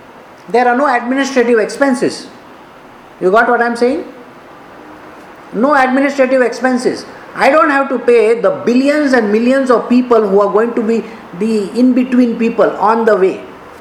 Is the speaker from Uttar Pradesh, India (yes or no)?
no; Karnataka, India; I am an Indian. I have to take care of India. I am a Kannadiga, I have to take care of Karnataka.